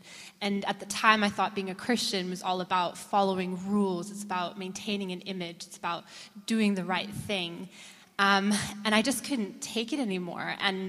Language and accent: English; Austria; I'm 29. I'm originally from Austria. My dad is American, my mom is German, and I grew up in a missionary home.